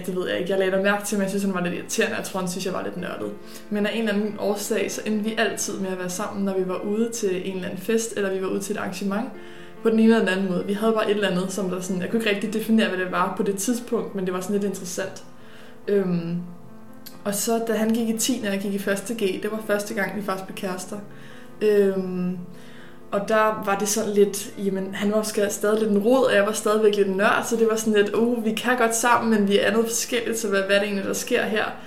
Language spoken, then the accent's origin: Danish; Birkerød, Capital Region of Denmark, Denmark; also born or lived in Ganløse; jeg er oprindelig fra Birkerød og opvokset